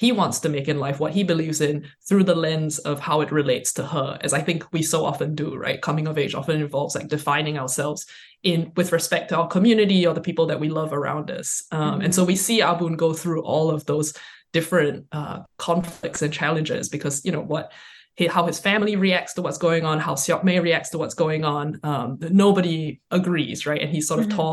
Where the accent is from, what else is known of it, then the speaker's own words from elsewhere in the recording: Singapore; now in United States; I'm from Singapore. I grew up in Singapore